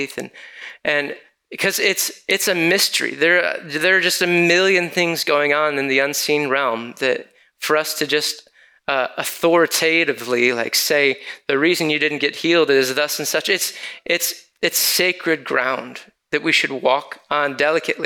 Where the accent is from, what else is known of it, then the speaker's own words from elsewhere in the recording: Lansing, Michigan, United States; moved away; my hometown back in Lansing, Michigan